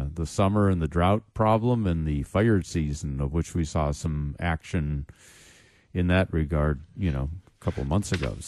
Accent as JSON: {"language": "English", "town": "Chicago", "region": "Illinois", "country": "United States", "tie": "born or raised there", "moved": "yes", "said": "my hometown, Chicago"}